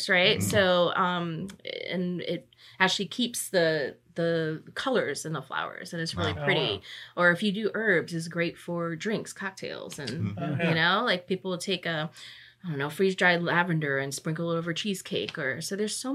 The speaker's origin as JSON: {"language": "English", "town": "Norfolk", "region": "Virginia", "country": "United States", "tie": "born or raised there", "said": "I grew up in this area, born and raised in Norfolk. So I'm from here"}